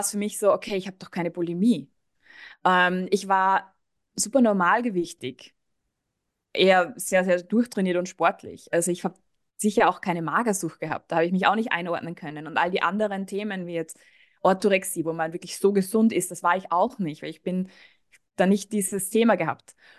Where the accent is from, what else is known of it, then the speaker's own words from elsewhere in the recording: Austria; moved away; Ich komme eigentlich aus Österreich